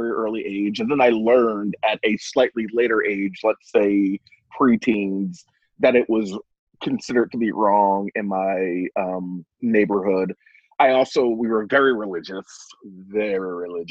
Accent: Philadelphia, Pennsylvania, United States; I grew up in South Philadelphia, Pennsylvania

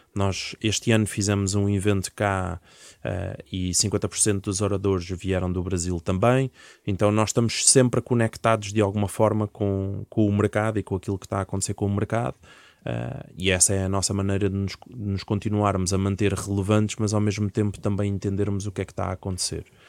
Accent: Portugal; also born or lived in Leiria; eu sou português e devia falar era português de Portugal

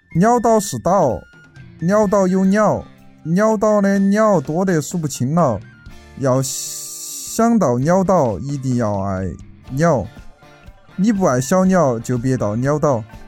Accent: Jianyang, Sichuan, China; 今年二十四岁，来自四川揭阳，啊，从小在四川揭阳一个农村里面长大的，父母现在在成都经商

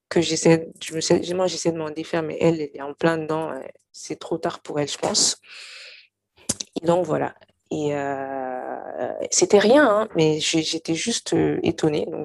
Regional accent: Mali; now in France; moi, de toute façon, j'ai quitté le Mali depuis longtemps, ça fait 11 ans, bientôt plus de, plus de 11 ans. Et donc, quand j'y étais, j'étais assez jeune

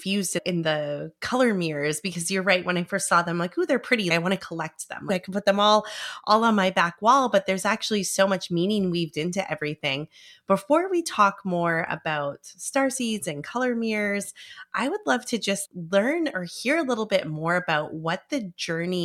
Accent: Vancouver, British Columbia, Canada

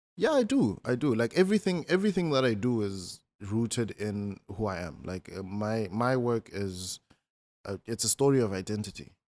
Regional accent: Malamulele, Limpopo, South Africa; I'm from, um, a small town called Malamulele

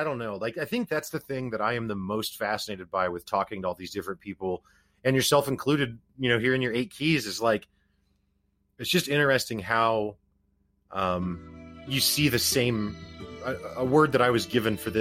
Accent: Missouri, United States; I'm from Missouri

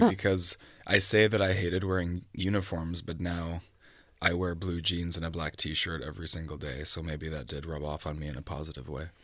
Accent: Vancouver, British Columbia, Canada; also born or lived in Toronto; I was born in Toronto, but I grew up in Vancouver, so I do identify as a West Coaster

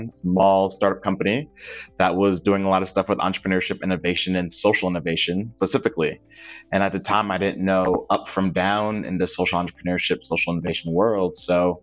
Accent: Windsor, Connecticut, United States; I was born and raised in Windsor, Connecticut

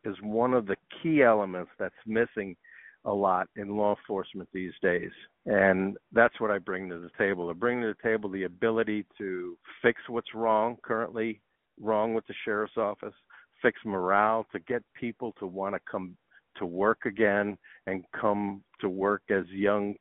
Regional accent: New York City, New York, United States; now in Arizona, United States; I was born and raised in New York City.

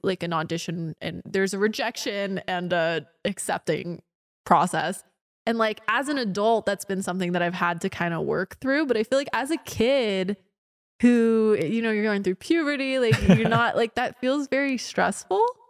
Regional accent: Orange County, California, United States; I'm from Orange County

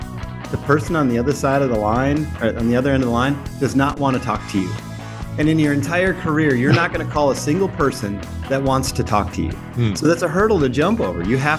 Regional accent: Minnesota, United States; now in Chattanooga, United States; I grew up in Minnesota, but I'm now in Chattanooga.

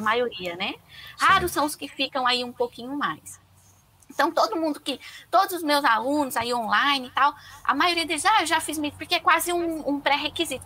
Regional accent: Brazil; moved away as an adult; also born or lived in China; eu nasci no Brasil

